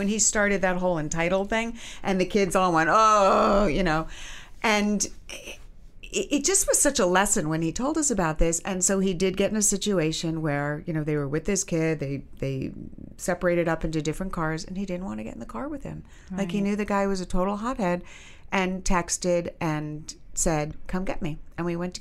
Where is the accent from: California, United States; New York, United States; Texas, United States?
New York, United States; New York City; we grew up in Manhattan